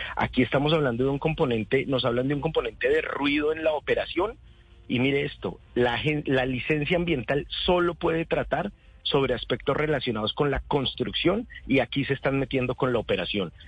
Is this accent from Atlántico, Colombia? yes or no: no; Mosquera, Cundinamarca, Colombia; Yo soy de Mosquera